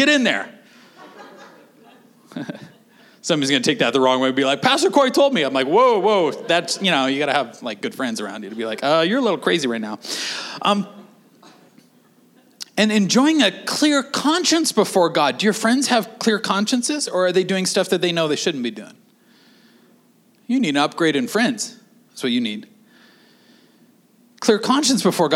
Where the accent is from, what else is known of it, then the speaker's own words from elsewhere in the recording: Canada; we're Canadian